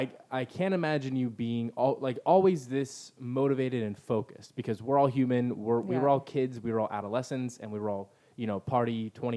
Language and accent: English; El Cajon, California, United States; I grew up in El Cajon in like a blue collar family